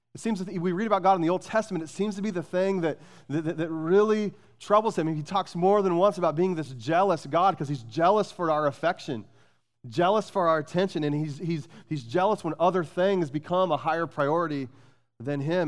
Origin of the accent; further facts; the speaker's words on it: Phoenix, Arizona, United States; I grew up in Phoenix